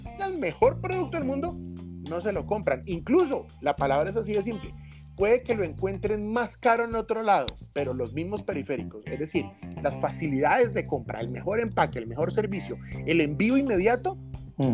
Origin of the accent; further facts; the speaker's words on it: Santander, Colombia; accent: santanderiano; moved away; aunque nacimos en Santander, pues ya estamos, pues ya no vivo allá